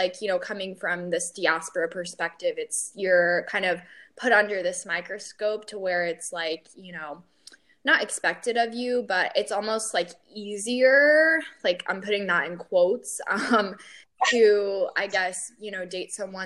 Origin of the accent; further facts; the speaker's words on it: Atlanta, Georgia, United States; I was born in Atlanta. So born and raised here.